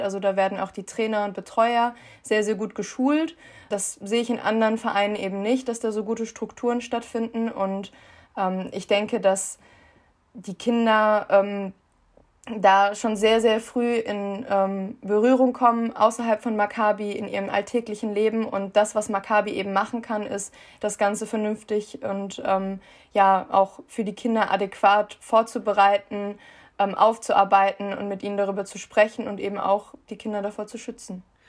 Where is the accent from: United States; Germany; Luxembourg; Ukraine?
Germany; born or raised there